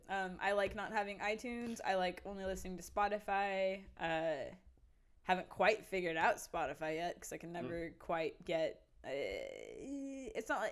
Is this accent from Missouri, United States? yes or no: no; Odessa, Texas, United States; moved away as an adult; now in Austin, United States; I've been raised and born in Texas uh, my mm. whole life.